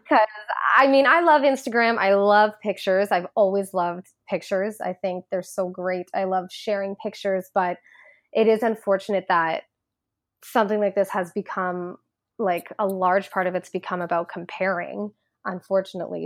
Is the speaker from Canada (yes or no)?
yes; Ajax, Ontario, Canada; moved away as an adult; now in Toronto, Canada; I grew up in Ajax, Ontario